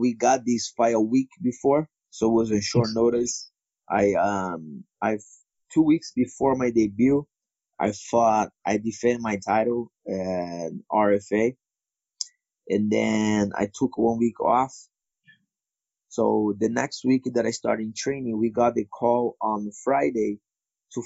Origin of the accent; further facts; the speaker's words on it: São Paulo, Brazil; English is a second language; moved away; fighting UFC in Brazil, my hometown, São Paulo.